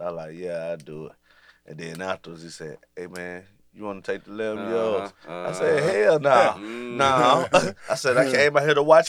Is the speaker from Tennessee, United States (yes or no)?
yes; Tennessee, United States; I said, I'm from Tennessee.